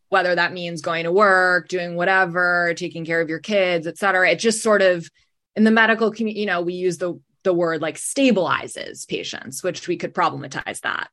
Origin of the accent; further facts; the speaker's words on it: New York City, New York, United States; moved away as an adult; also born or lived in New Haven; now in Boston, United States; I'm originally from New York City.